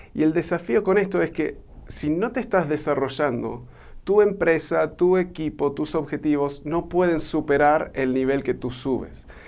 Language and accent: Spanish; Argentina; born or raised there; also born or lived in United States; now in Mexico